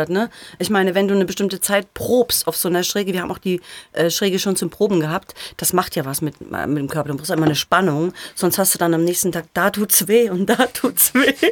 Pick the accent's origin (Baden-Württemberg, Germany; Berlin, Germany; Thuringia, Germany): Thuringia, Germany; accent: Erfurt dialect; Also ich muss sagen, ich bin ja aus, ich bin ja eine Thüringerin.